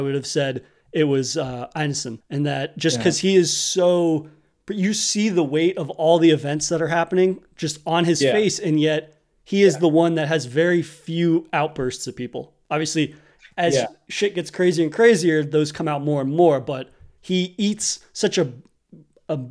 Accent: New England, United States; growing up in New England, you inevitably end up in the woods

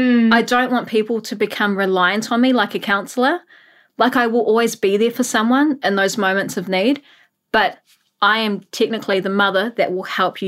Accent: Auckland, New Zealand; moved away as an adult; also born or lived in Australia; I was born and raised in Howick, Auckland. I am 31 years old, but I have been living in Australia for the past 10 years.

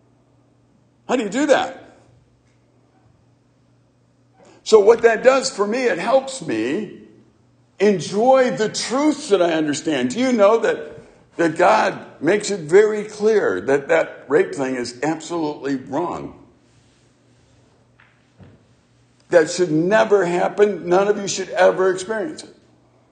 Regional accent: Chicago, Illinois, United States; growing up in the city of Chicago

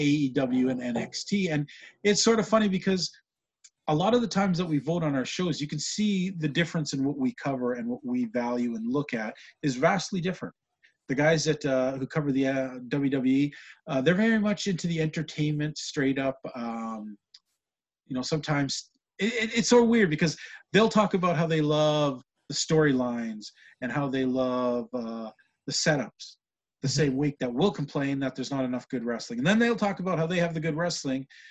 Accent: Western Canada, Canada; being a Canadian fan from Western Canada

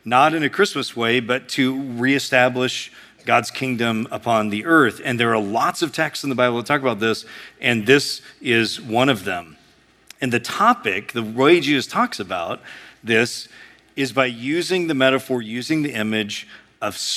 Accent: United States; we as Americans

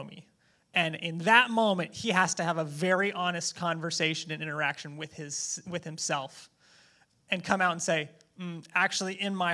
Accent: United States; I'm an American

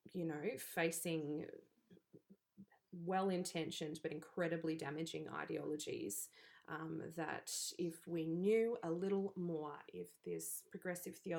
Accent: Australia; being Australian

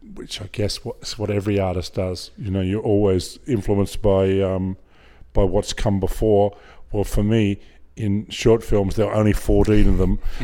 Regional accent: Griffith, New South Wales, Australia; also born or lived in Hornsby, Sydney; I grew up in Griffith uh, until I was twelve, um, in the Murrumbidgee irrigation area, about four hundred miles southwest of Sydney. Um, then, just as I was uh, about to enter high school, we the family moved to to Sydney to Hornsby

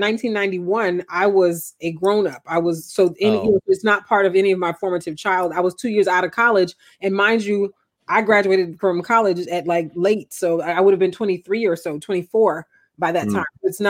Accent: Huntsville, Alabama, United States; moved away; also born or lived in New Orleans, Louisiana; I grew up lower middle class. I grew up in a two-story house. I didn't grow up in a shack in the country. I grew up in Huntsville, Alabama.

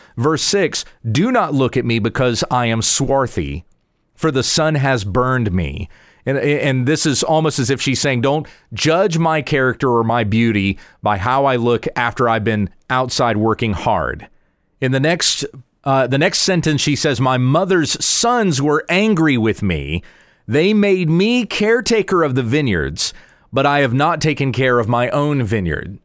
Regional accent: United States; as English-speaking Americans or as Western world thinkers

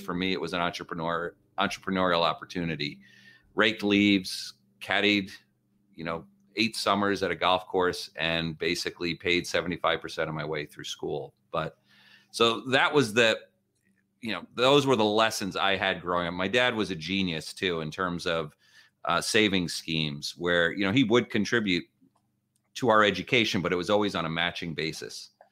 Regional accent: northern New Jersey, United States; moved away as an adult; now in Palo Alto, United States; having grown up in northern New Jersey

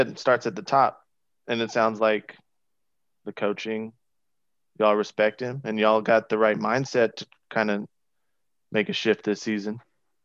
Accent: North Georgia, United States; I grew up in North Georgia.

